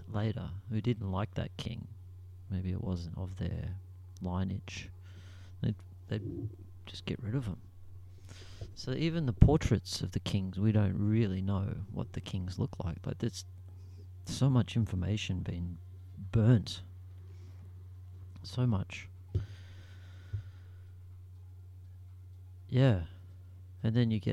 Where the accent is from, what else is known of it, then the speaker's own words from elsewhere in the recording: Australia; I'm Australian, we come from a Commonwealth